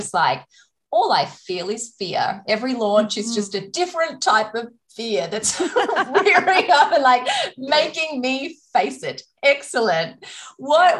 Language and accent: English; Australia; I'm Australian